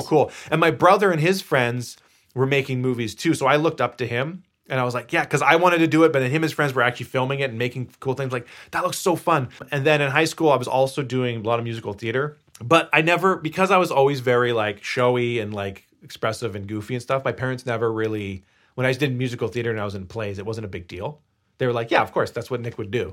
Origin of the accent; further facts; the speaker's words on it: Victoria, British Columbia, Canada; moved away; I was bor- born and raised in Victoria, BC